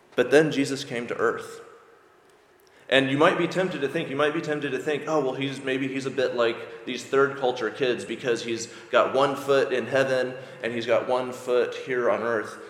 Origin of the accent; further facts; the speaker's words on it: United States; moved away as an adult; now in Ireland; if you can't tell from my accent, I'm from America